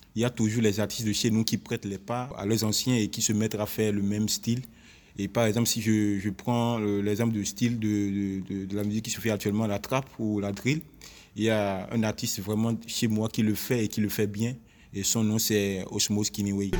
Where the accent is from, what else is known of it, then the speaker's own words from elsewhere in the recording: Benin; je suis béninois